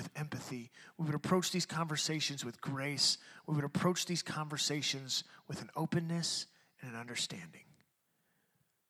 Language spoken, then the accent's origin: English; Detroit, Michigan, United States; I'm a white dude, but I grew up in Detroit and I was the only white dude on my block